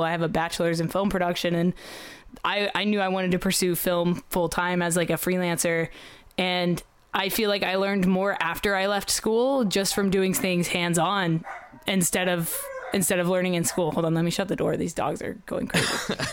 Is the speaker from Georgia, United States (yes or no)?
no; Oklahoma, United States; I'm from Oklahoma